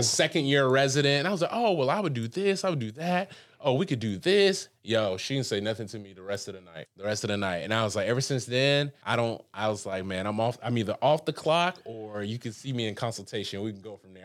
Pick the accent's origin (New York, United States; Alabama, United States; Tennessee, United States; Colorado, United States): Alabama, United States; Huntsville; also born or lived in Birmingham, Alabama / Brickell, Miami; now in Miami, United States; I'm from Huntsville, Alabama, from the sticks